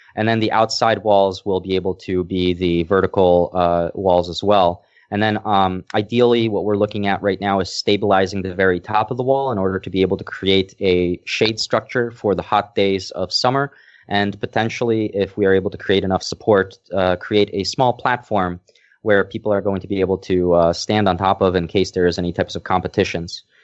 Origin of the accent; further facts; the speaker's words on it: Lesser Poland, Poland; I was born in Poland, and I, I think I mentioned it before that, uh, the place I'm staying at right now is a village that is seven hundred years old, and my family was one of the three families that established this village.